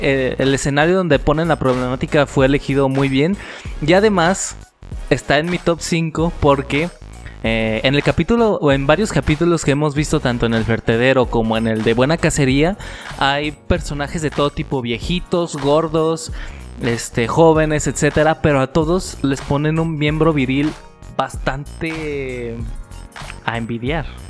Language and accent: Spanish; Mexico; somos mexicanos